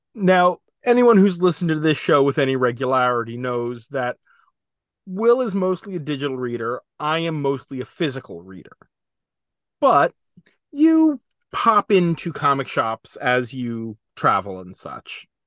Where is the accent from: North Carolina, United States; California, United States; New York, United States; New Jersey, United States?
New Jersey, United States; I'm from Jersey